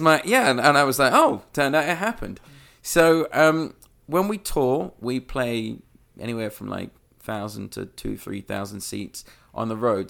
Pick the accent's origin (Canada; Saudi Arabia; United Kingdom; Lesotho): United Kingdom; London; moved away; I, I grew up in London